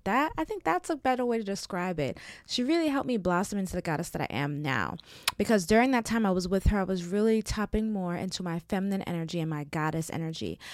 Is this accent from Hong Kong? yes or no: no; Jamaica; I'm Jamaican